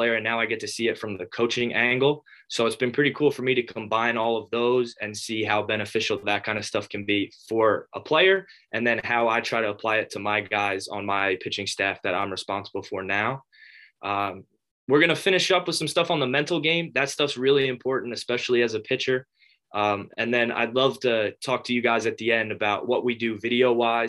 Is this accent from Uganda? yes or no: no; North Brunswick, New Jersey, United States; I grew up in New Jersey, from North Brunswick, right in the middle of the state.